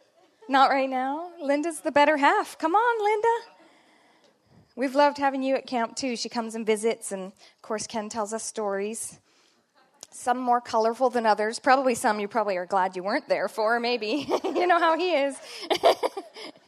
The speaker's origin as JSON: {"language": "English", "country": "Canada", "accent": "Canadian", "said": "my Canadian accent"}